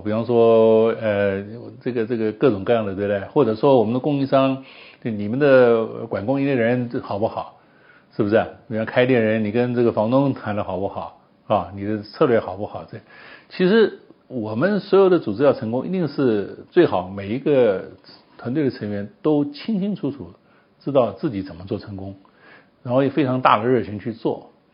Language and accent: Chinese; Taiwan; moved away as an adult; also born or lived in United States / Europe / Japan / Hong Kong; 去台湾了， 我在那边出生长大